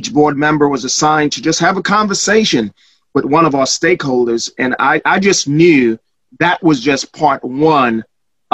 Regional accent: Trinidad & Tobago; moved away; also born or lived in Chicago; I was born in Trinidad, but I became a man in Chicago.

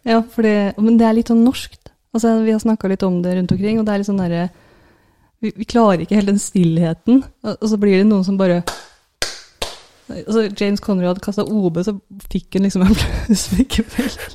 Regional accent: Norway

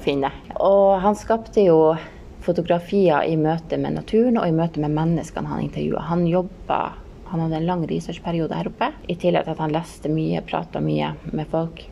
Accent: Hammerfest, Finnmark, Norway; moved away; er jeg jo her fra Hammerfest

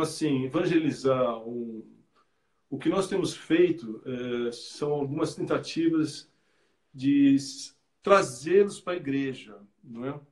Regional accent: São Paulo, Brazil; moved away as an adult; now in France; eu lembro quando pequeno, na igreja de Vila Mariana, eu sou de São Paulo, frequentava, nascido na igreja de Vila Mariana

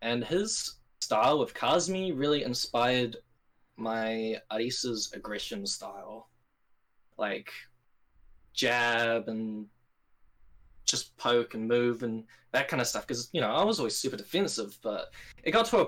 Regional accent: New Zealand; I'm like, New Zealand.

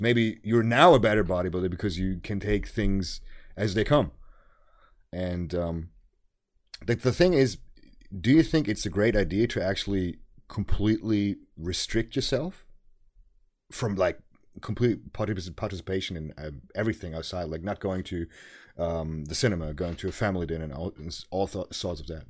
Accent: Germany; English is a second language

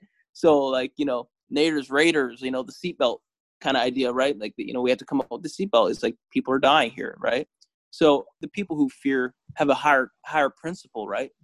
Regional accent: Canada; we're the first generation of Eritreans that is growing up in Canada

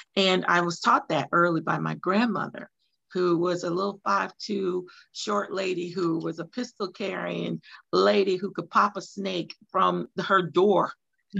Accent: Louisiana, United States; moved away as an adult; now in Hinesville, United States; I'm originally from Louisiana, moved to Georgia in 2001 uh, by way of the military

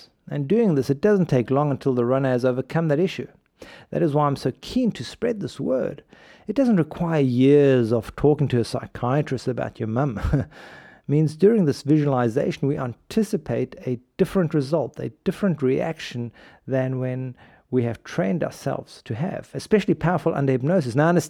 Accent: South Africa; When I was a kid, you need to picture this, growing up in South Africa, golf crazy country, Gary Player at his best.

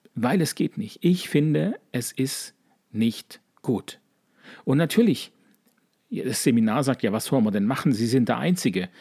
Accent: Sigmaringen, Baden-Württemberg, Germany; accent: leichter Dialekt (Baden-Württemberg); Sigmaringen, wo ich herkomme

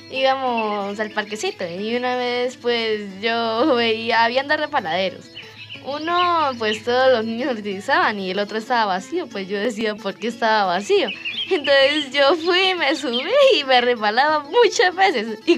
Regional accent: Charalá, Santander, Colombia; tengo 12 años. Soy de Charalá. Vivo en el barrio José Antonio Galán.

